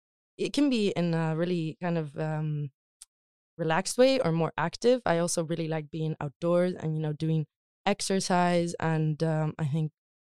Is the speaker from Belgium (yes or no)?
no; Community of Madrid, Spain; born or raised there; moved away as an adult; also born or lived in United States; now in Stockholm, Sweden